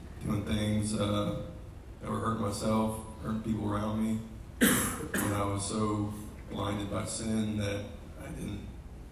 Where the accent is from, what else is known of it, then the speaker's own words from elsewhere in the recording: Marietta, Georgia, United States; I grew up here in Marietta. I was born and raised.